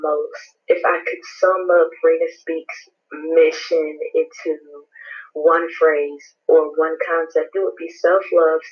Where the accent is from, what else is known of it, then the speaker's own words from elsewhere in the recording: Goldsboro, North Carolina, United States; also born or lived in Pembroke, North Carolina; I'm from Goldsboro, North Carolina